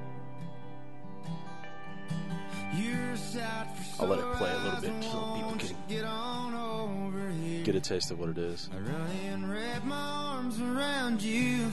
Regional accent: Fort Stockton, Texas, United States; moved away; I'm from Fort Stockton, so I go back every once in a while

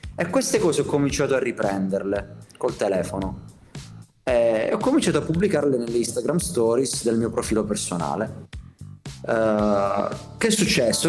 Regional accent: Conversano, Apulia, Italy; moved away as an adult; also born or lived in Milan; tornavo in ferie a Conversano, che è la mia città, che penso conosciate, um, da Milano, dove vivevo. Io ho vissuto 10 anni a Milano

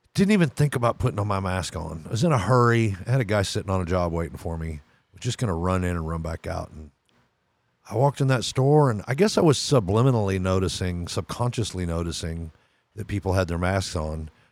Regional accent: Texas, United States; My home state's Texas

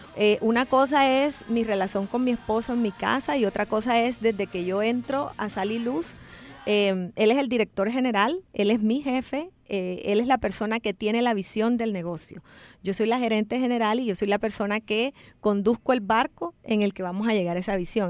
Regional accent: Cartagena, Bolívar, Colombia; moved away as an adult; now in El Salvador; nosotros somos de Cartagena, Colombia, que es una ciudad 100% turística

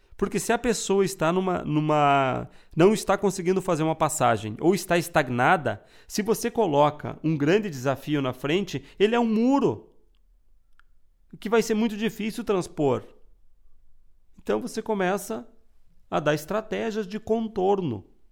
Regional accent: Rio Grande do Sul, Brazil; Eu sou gaúcho

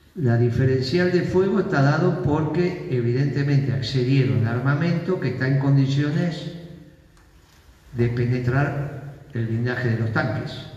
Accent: Argentina; somos la Argentina

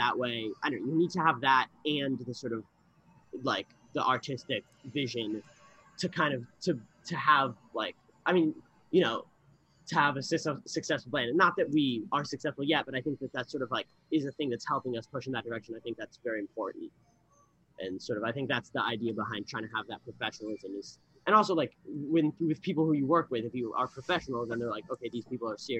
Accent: New York City, New York, United States; I'm from New York, I've lived here my whole life

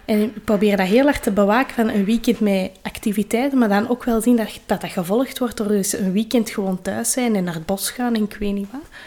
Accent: Kalmthout, Flanders, Belgium; bij ons in Kalmthout

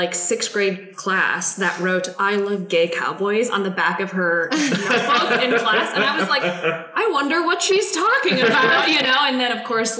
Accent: Midwest, United States; I grew up in the Midwest, sort of this like white picket fencey suburban neighborhood

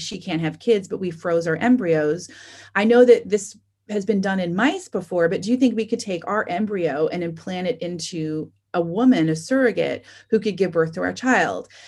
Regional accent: Michigan, United States; moved away; I'm from Michigan.

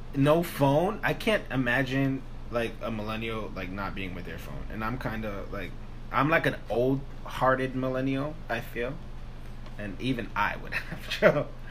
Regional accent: New York City, New York, United States; we're from New York

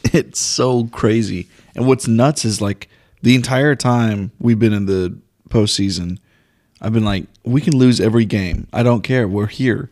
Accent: North Texas, United States; we're from Texas.

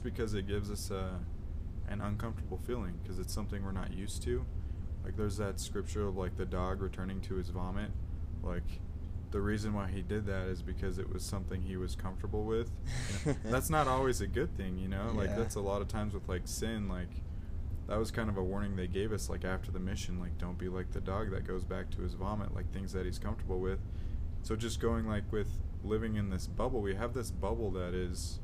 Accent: South Jordan, Utah, United States; I grew up in South Jordan.

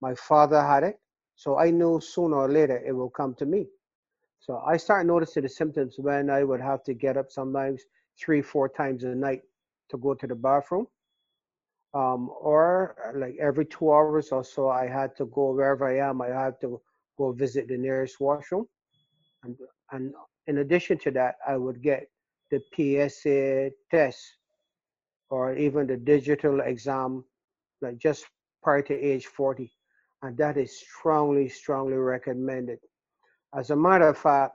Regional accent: Barbados; moved away as an adult; growing up in the Caribbean, I was born and raised in Barbados, came here as a young man

